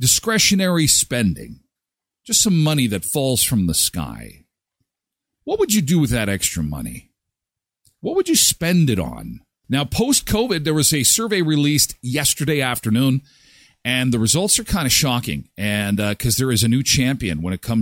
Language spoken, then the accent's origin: English; Erickson, Manitoba, Canada; moved away; My hometown where I grew up, Erickson, Manitoba, the Nordic Inn.